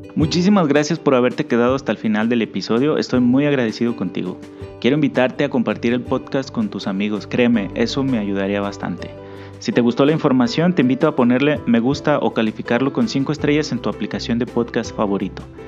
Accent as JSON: {"language": "Spanish", "country": "Mexico", "said": "como buen mexicano"}